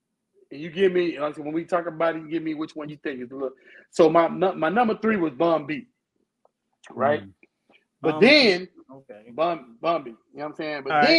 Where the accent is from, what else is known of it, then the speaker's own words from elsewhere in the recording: Florida, United States; also born or lived in New York; I was raised in Florida. Originally from New York, but I was raised in Florida.